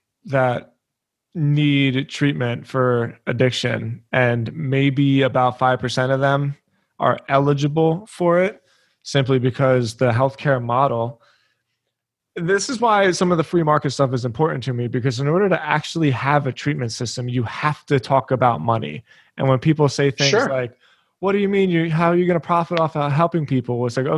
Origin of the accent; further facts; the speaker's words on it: Philadelphia, Pennsylvania, United States; I grew up in Philly